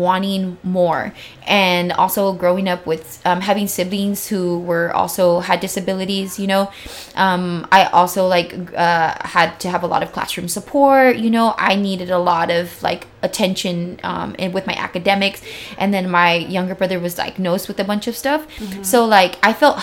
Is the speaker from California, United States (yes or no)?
yes; San Diego, California, United States; I grew up here in Barrio Logan before it is what it is now